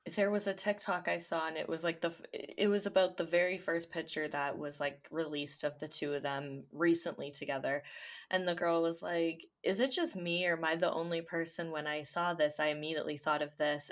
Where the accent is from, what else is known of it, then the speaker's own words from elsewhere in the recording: Ontario, Canada; I'm Canadian